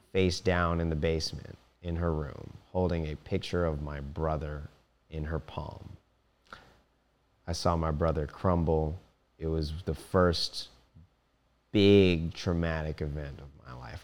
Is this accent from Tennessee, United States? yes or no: no; Silver Spring, Maryland, United States; I was born April second, nineteen ninety-one in Ho, Holy Cross Hospital in Silver Spring